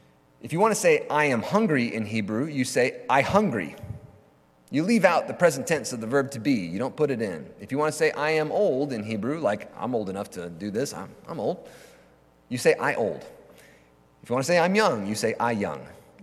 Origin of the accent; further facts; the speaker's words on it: United States; I'm an American, I'm a Christian, I'm a Presbyterian, I'm an Episcopalian.